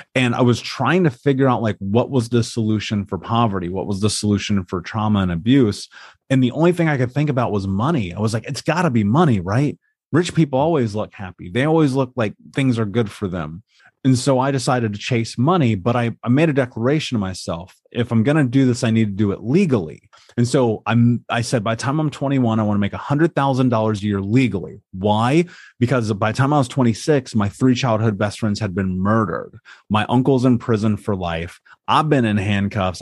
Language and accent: English; Indianapolis, Indiana, United States; I grew up in America. I grew up in Indianapolis